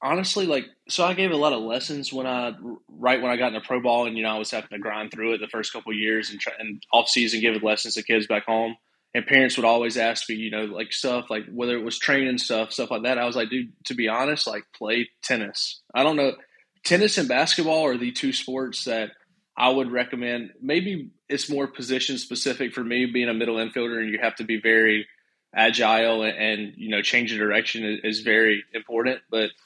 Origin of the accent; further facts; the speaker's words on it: Cordele, Georgia, United States; I guess it's South Georgia. It's about 2 hours south of Atlanta, so not a whole lot.